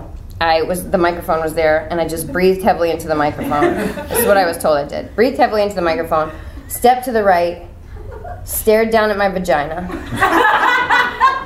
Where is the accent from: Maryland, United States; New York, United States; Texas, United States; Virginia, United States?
Virginia, United States; Richmond; also born or lived in Wilmington, North Carolina / Chicago; now in Los Angeles, United States; I'm from Richmond, but I was living in Wilmington, and that's hurricane country.